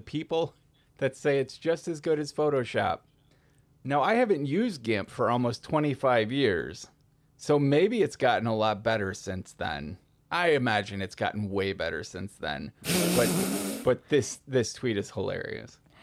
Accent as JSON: {"language": "English", "region": "Minnesota", "country": "United States", "said": "As a Minnesotan"}